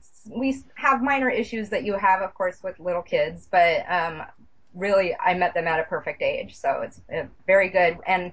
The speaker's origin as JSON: {"language": "English", "town": "Atlanta", "region": "Georgia", "country": "United States", "tie": "born there", "lives_now": "Bellevue, United States", "said": "I lived in Atlanta. I was born in Atlanta. I've kind of been all over the place."}